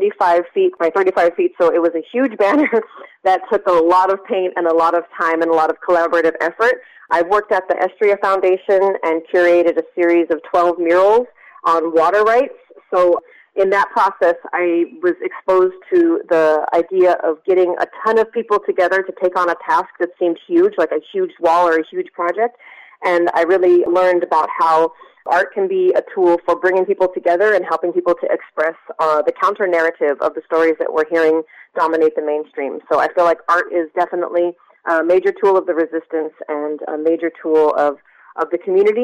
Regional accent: Pittsburg, California, United States; also born or lived in Bayview Hunters Point, San Francisco; I grew up in Pittsburgh and went to Pittsburgh High

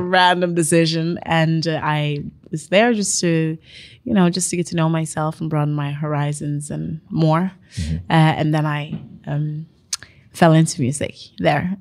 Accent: Bergen, Vestland, Norway; moved away as an adult; also born or lived in Sierra Leone; now in Oslo, Norway; I'm from Bergen

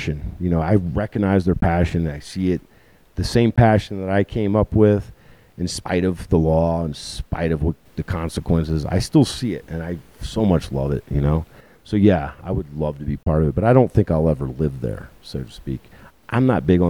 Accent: Richmond, Virginia, United States; moved away; I'm from Richmond, the south side of Richmond, on the south side of the James River. Chesterfield County was where I grew up

